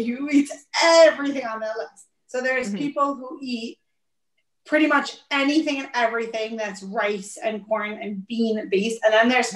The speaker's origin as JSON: {"language": "English", "town": "New York City", "region": "New York", "country": "United States", "tie": "born or raised there", "said": "I grew up in Brooklyn. I grew up about a mile and a half from where I live now. I've lived in Brooklyn my whole life."}